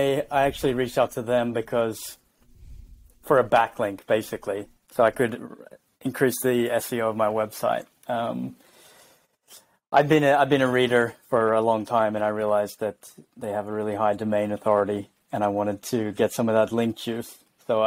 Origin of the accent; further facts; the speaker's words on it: Jervis Bay, Jervis Bay Territory, Australia; moved away as an adult; now in Stockholm, Sweden; I live in Stockholm, Sweden, but I'm Australian. I'm originally from Jervis Bay, Australia. So I've lived in Sweden for 4 years now. Maybe the accent isn't too strong.